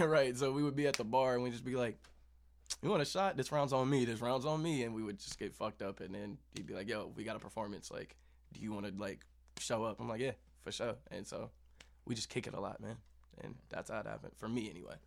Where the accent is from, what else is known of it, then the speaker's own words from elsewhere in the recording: Kansas City, United States; we're both from Kansas City.